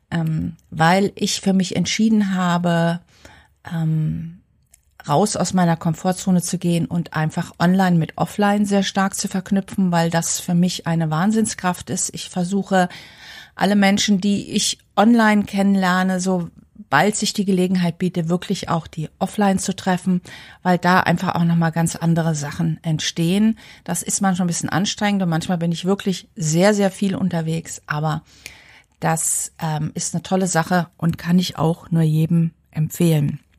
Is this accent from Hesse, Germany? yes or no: yes; Frankfurt, Hesse, Germany; weil ich komme ursprünglich aus Frankfurt